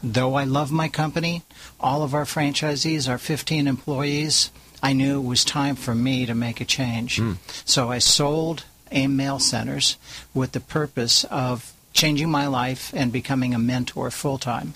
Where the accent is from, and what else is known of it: California, United States; also born or lived in Orange County, California